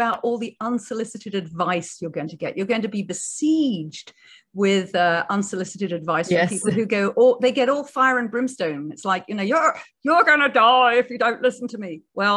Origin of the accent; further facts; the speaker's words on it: United Kingdom; I'm a Brit.